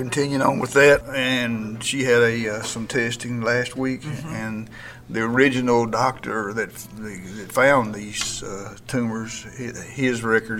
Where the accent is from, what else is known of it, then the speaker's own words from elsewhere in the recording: Texas, United States; now in Hugo, Oklahoma, United States; I'm from Texas